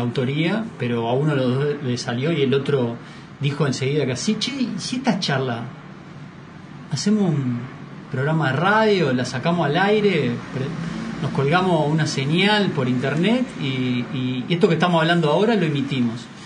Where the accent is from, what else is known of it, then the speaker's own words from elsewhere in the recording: Uruguay; como buenos uruguayos que somos